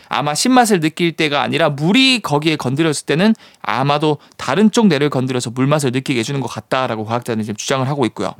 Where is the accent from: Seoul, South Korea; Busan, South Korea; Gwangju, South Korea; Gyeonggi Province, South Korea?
Busan, South Korea; moved away; 제 고향이 또 부산이기도 하고.